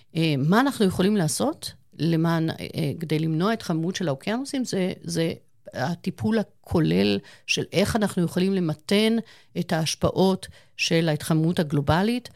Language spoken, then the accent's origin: Hebrew; Eilat, Southern District, Israel; moved away; אני גדלתי בתקופה מסוימת בחיי, גרנו באילת.